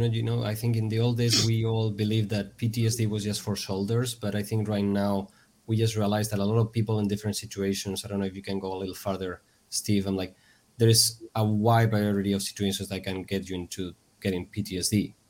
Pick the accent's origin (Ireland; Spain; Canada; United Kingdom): Spain; Pamplona, Navarre; in my hometown, I live in Pamplona